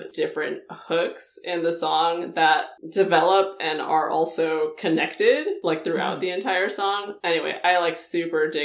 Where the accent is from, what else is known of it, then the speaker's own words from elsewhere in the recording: Indio, California, United States; also born or lived in Colorado Springs, Colorado; now in San Francisco, United States; I grew up in the Palm Springs area. The town is called Indio